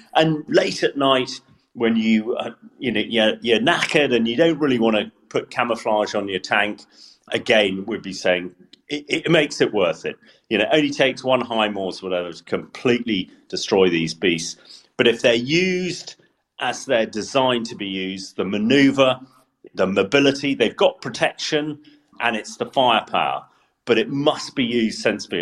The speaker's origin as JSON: {"language": "English", "town": "Salisbury", "region": "South West England", "country": "United Kingdom", "tie": "born or raised there", "said": "Salisbury, my hometown"}